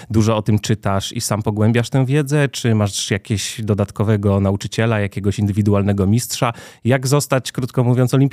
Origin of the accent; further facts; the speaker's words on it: Cieszyn, Silesian Voivodeship, Poland; moved away as an adult; now in Warsaw, Poland; nie jestem z Warszawy, jestem z Cieszyna.